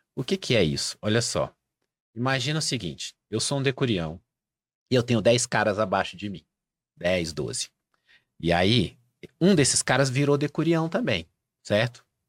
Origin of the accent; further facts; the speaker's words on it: Brazil; eu sou brasileiro, não sou um falante nativo de espanhol